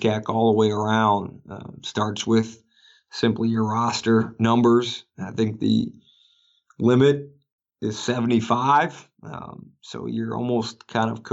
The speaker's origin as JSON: {"language": "English", "town": "Green Bay", "region": "Wisconsin", "country": "United States", "tie": "born or raised there", "moved": "yes", "said": "I grew up in Green Bay, Wisconsin"}